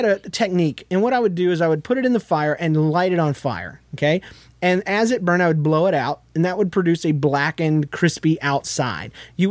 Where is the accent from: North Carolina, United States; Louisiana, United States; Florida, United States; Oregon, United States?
Florida, United States; Jacksonville; moved away; also born or lived in Yulee, Florida / Midwest; I was freshly transported from Jacksonville, which is a city, a north side of Jacksonville, which is the ghetto part of Jacksonville, to this area because my mom had recently married my stepdad